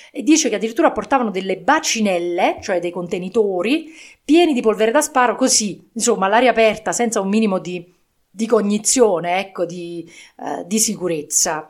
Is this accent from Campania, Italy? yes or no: yes; province of Naples, Campania, Italy; in provincia di Napoli appunto dove eh, la mia famiglia risiedeva, la famiglia di mio padre